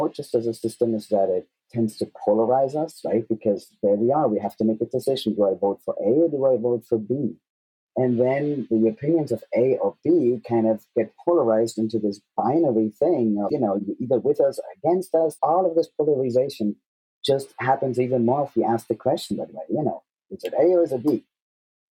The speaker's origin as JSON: {"language": "English", "country": "Germany", "tie": "born or raised there", "said": "I grew up in Germany"}